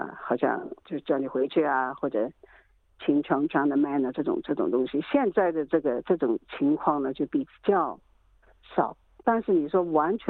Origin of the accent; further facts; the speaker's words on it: Shanghai, China; 嘿，我说我是上海人呢。他们不知道，一开始你不知道我上海人，我说我是上海人呢，怎么信不过了，对不对？